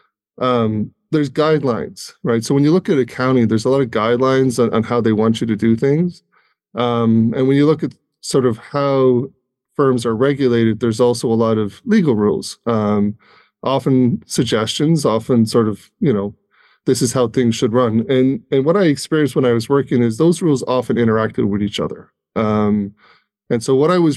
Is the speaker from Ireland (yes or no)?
yes; Ireland; now in United States; I'm originally from Ireland. So I've been in the U.S. quite a while now.